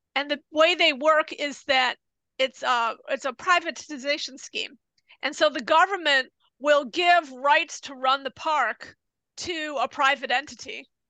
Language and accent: English; United States; now in Japan; I'm American